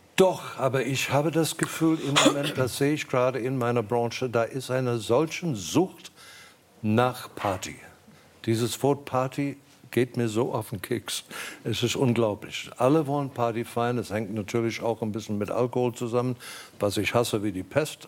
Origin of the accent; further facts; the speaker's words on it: South Africa; moved away as an adult; also born or lived in England / Germany; Ich, ich bin aus Südafrika gegangen